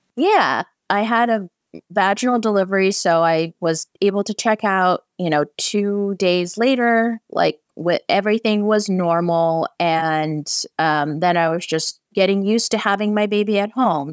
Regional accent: San Francisco, California, United States; I'm from San Francisco

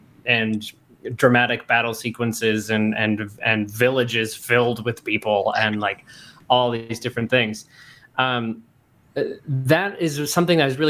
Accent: Pine City, Minnesota, United States; now in Twin Cities, United States; I grew up in Pine City, mm-hmm. and I know Pine County well

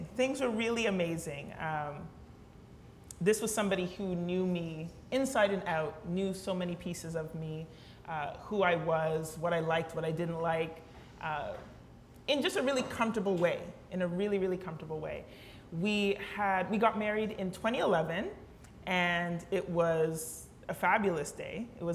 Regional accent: London, Ontario, Canada; growing up in London, at least when I grew up in London

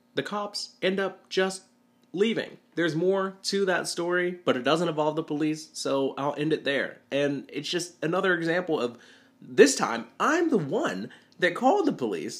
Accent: Chattanooga, Tennessee, United States; moved away as an adult; now in Murfreesboro, United States; I live in the middle of Tennessee right now, but I grew up in Chattanooga

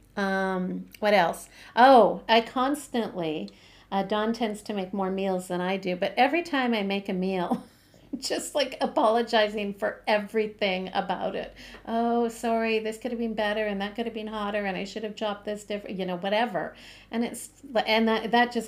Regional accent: Canada; I'm Canadian

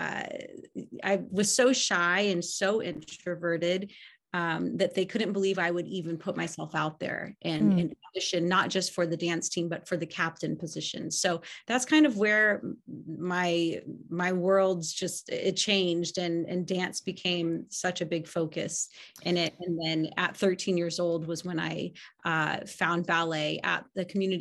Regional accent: Los Angeles, California, United States; also born or lived in Kansas City, Missouri; I was born in Kansas City, Missouri, and moved to the Los Angeles area when I was 2 years old.

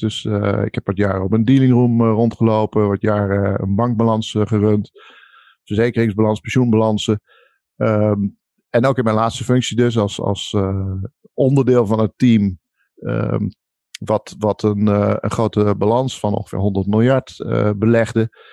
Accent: Netherlands; ik ben een Nederlander, maar ik ben natuurlijk ook heel veel in het buitenland

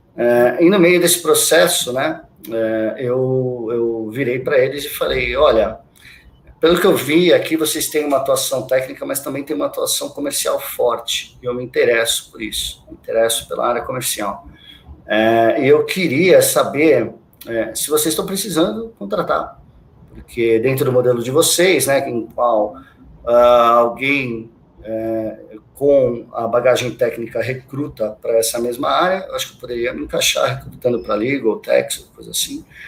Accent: Santos, São Paulo, Brazil; moved away as an adult; eu sou de Santos, né? Sou natural de Santos. Eu vivi lá quase toda a minha vida, até meus vinte e cinco anos

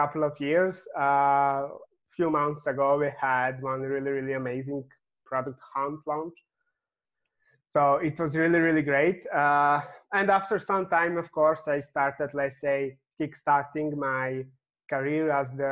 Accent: Serbia; I'm coming from Serbia

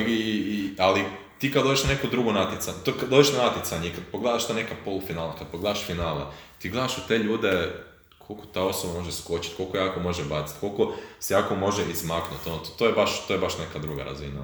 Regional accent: Croatia; kod nas u Hrvatskoj

